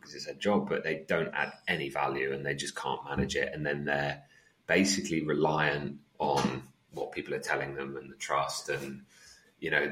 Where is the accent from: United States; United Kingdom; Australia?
United Kingdom; England; also born or lived in Netherlands; when I moved to England from Holland, I missed the first year of school.